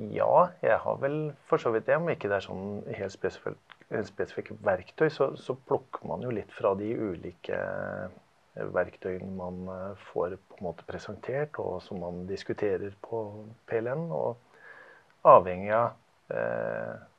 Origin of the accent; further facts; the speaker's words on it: Larvik, Vestfold, Norway; Jeg er fra Larvik. Jobber i Larvik og har gjort det en del år nå